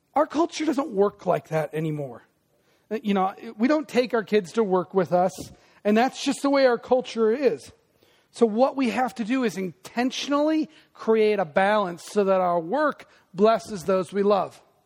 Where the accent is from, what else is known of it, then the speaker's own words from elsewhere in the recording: Des Moines, Iowa, United States; me who grew up in Des Moines